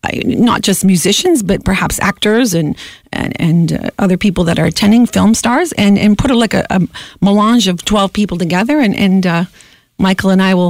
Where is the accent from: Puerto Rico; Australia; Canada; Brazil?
Canada; London, Ontario; moved away; also born or lived in Monaco; I am from London, Ontario